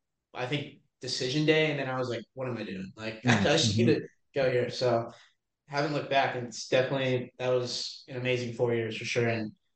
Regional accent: Durham, North Carolina, United States; moved away as an adult; now in Boston, United States; I'm from Durham

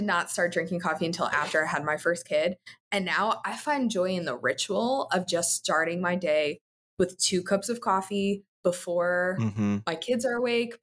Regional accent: Newark, New Jersey, United States; moved away as an adult; also born or lived in Elizabeth, New Jersey; now in Columbus, United States; Originally from New Jersey, grew up in Newark, went to high school in Elizabeth

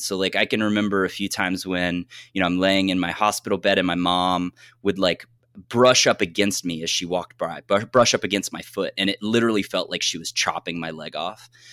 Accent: southeastern Ohio, United States; now in Michigan, United States; I am from Ohio. I'm from a very, very rural area in Ohio. I grew up like 10 minutes across the border of West Virginia. So, like southeastern Ohio

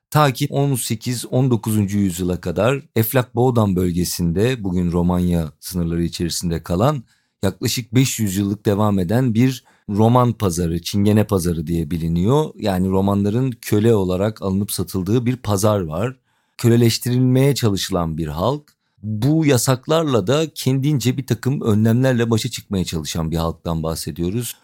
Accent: Edirne, Turkey; ben Edirne'li olduğumu

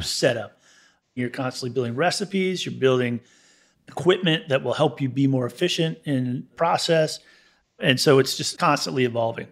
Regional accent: Gaithersburg, Maryland, United States; also born or lived in Hutchinson, Kansas; now in Savannah, United States; I was born in Hutchison, Kansas, and, uh, raised in Gaithersburg, Maryland.

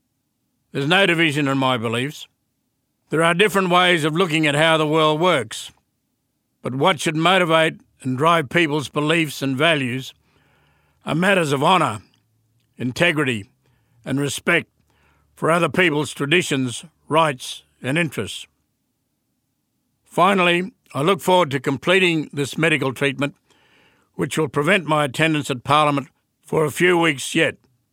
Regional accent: Western Australia, Australia; I'm a Yaru Bunnaga man, a long way from my home country, in the land of the Noongar.

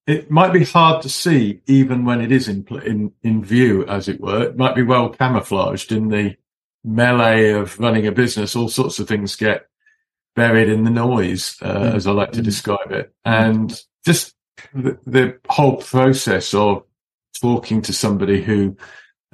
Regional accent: Cheshire, North West England, United Kingdom; also born or lived in Manchester; I was born in Manchester in the northwest. I was brought up in Cheshire.

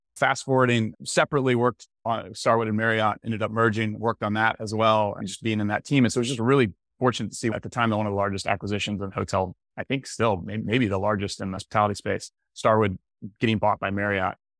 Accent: Tallahassee, Florida, United States; I'm from Florida, from Tallahassee, Florida originally.

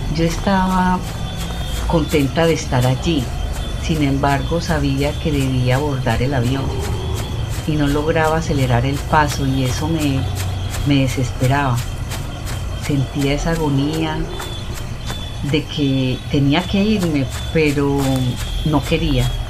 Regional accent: Bijao, Colombia; moved away as an adult; now in London, United Kingdom; pueblo donde yo pasé mi infancia

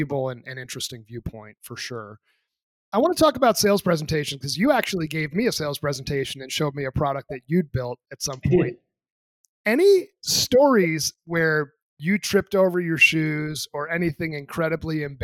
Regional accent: New Hampshire, United States; moved away as an adult; also born or lived in Boston area; now in Colorado, United States; the place I grew up in New Hampshire, lived there for 18

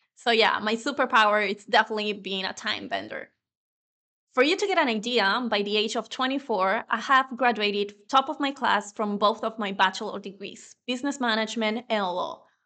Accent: Venezuela; first language Spanish; English is a second language; moved away as an adult; now in Spain; my native language is Spanish. I was born in Venezuela and I've been living in Spain for over 10 years now

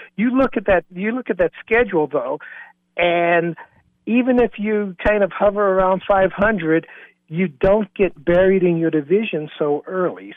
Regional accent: Bluefield, West Virginia, United States; moved away; my hometown of Bluefield, West Virginia

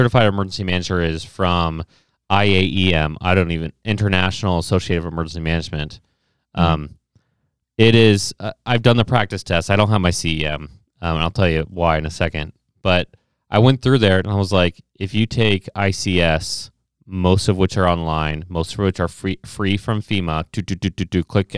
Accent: Ohio, United States; I'm from Ohio

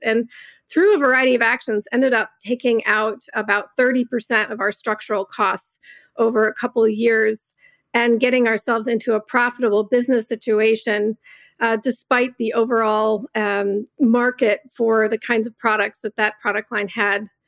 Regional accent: Southeast Michigan, United States; I was born and raised in Southeast Michigan

